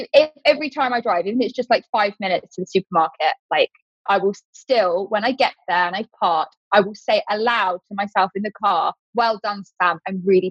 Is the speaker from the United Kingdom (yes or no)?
yes; United Kingdom; I'm British